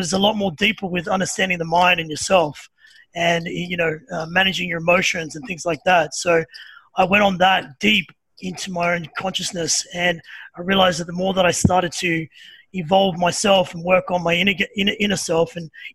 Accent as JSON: {"language": "English", "town": "Sydney", "region": "New South Wales", "country": "Australia", "tie": "born or raised there", "also_born_or_lived": "Byron Bay", "moved": "yes", "lives_now": "Melbourne, Australia", "said": "I'm originally from Sydney. So from a place called Redfern, which is probably not the greatest area to grow up in as a little kid"}